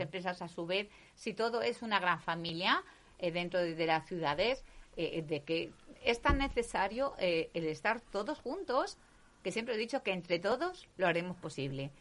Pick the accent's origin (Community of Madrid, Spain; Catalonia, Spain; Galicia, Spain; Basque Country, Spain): Community of Madrid, Spain; Leganés; Yo soy más De, Leganés, sí, sí, de, de, la ciudad de Leganés